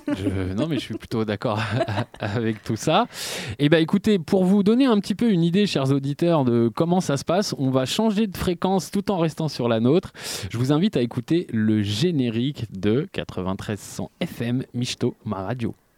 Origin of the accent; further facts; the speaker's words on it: Aubervilliers, Île-de-France, France; je viens d'Aubervilliers